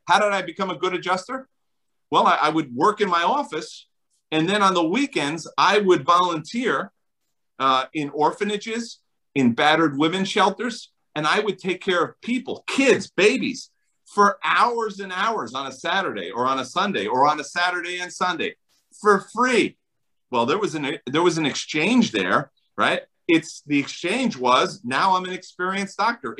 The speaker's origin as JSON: {"language": "English", "region": "New Jersey", "country": "United States", "said": "I'm from New Jersey"}